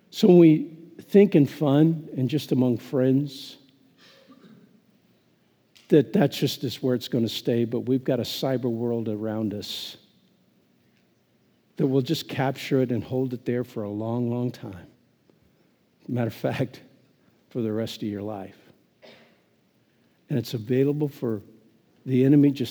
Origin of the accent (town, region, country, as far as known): Phillipsburg, Kansas, United States; born or raised there